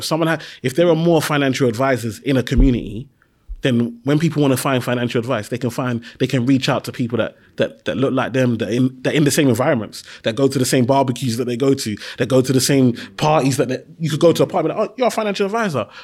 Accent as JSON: {"language": "English", "region": "London", "country": "United Kingdom", "tie": "born or raised there", "said": "I grew up in Tower Hamlets"}